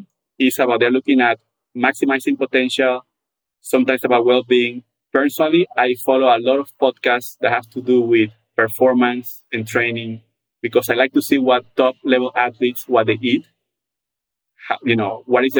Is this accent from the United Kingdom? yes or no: no; Panama; now in Atlanta, United States; I come from a very, very social country. I'm from Panama